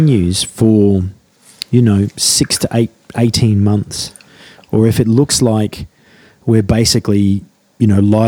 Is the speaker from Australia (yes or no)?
yes; Australia; moved away as an adult; now in United Kingdom; I moved to this country is because in my home country of Australia